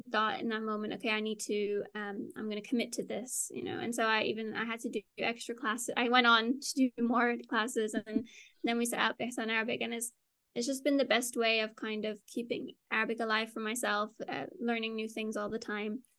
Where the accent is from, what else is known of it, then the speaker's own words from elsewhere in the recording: Singapore; first language Dutch; also born or lived in Netherlands; So I grew up in Singapore. And, and so oh. it was just at home we spoke Dutch, and then everywhere else spoke English.